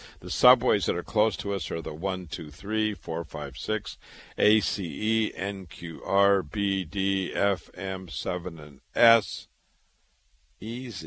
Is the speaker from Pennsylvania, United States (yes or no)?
no; Waterloo, Iowa, United States; moved away as an adult; also born or lived in Chicago / Boston, Massachusetts; I was born and raised in Waterloo, Iowa